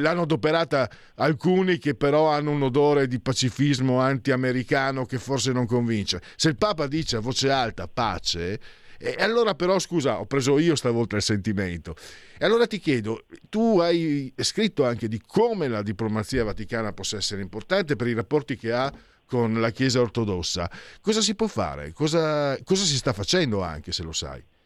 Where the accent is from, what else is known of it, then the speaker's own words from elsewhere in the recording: Friuli-Venezia Giulia, Italy; vengo dal Friuli, ero vicino anche ad Aviano